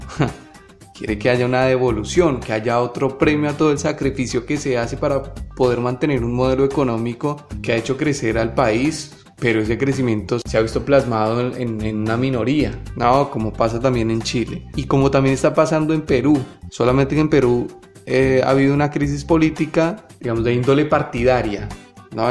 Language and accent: Spanish; Colombia; desde mi posición como colombiano